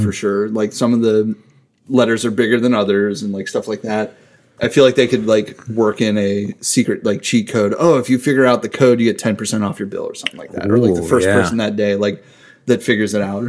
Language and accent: English; Pittsburgh, Pennsylvania, United States; I grew up in Lawrenceville